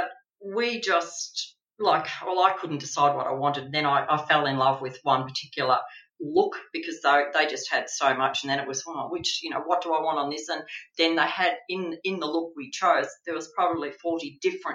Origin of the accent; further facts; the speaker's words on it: Australia; being Australian